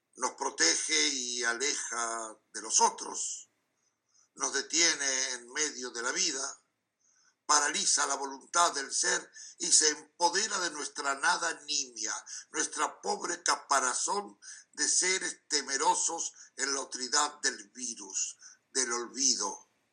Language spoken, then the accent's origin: Spanish; Montevideo, Uruguay; now in Amsterdam, Netherlands; vivo en Amsterdam, pero nací en Montevideo.